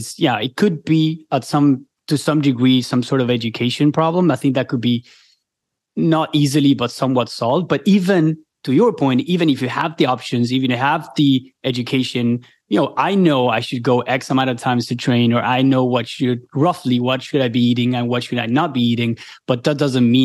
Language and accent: English; Argentina; moved away as an adult; now in United States; I'm from Argentina and I came to the US a couple of years ago